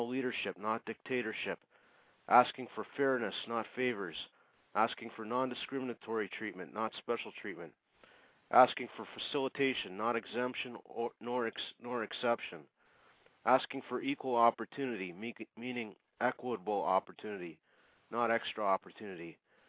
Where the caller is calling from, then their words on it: Saskatchewan, Canada; I'm in Canada at the moment.